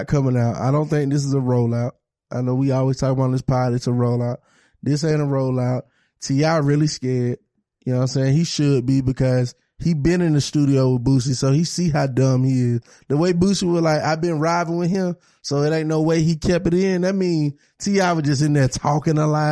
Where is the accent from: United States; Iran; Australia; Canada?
United States; the South; I'm from the South